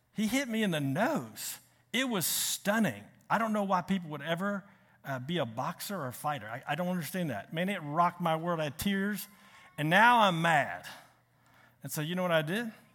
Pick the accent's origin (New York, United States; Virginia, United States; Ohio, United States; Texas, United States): Virginia, United States; Richmond; moved away; I'm from Richmond